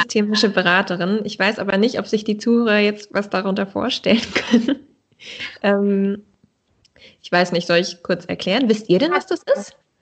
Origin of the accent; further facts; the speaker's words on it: Dithmarschen, Schleswig-Holstein, Germany; also born or lived in Baden-Württemberg; now in Kiel, Germany; ich bin in Dithmarschen aufgewachsen an der Nordsee